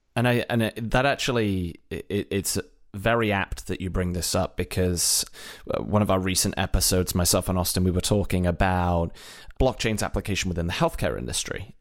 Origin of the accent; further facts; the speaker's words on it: United Kingdom; moved away as an adult; also born or lived in Ireland; now in United States; if you haven't gathered from my accent, originally from Britain, relocated at one point to Ireland and then over to the U S.